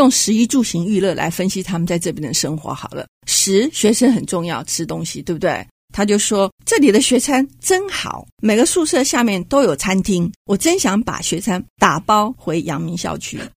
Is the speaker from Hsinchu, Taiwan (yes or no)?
yes; Hsinchu, Taiwan; 因为我是在地人，我是新竹人。